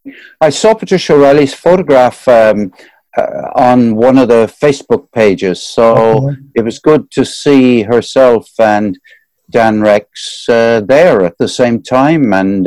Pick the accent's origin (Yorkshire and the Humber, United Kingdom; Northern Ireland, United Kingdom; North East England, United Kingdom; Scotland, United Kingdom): Scotland, United Kingdom; I am, you know, I am Scottish.